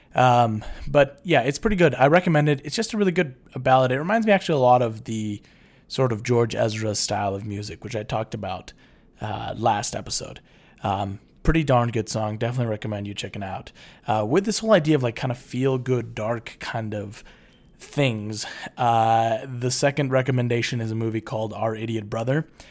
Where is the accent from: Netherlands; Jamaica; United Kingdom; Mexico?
Mexico; Jalisco; So we're both from Jalisco, which is a state in Mexico.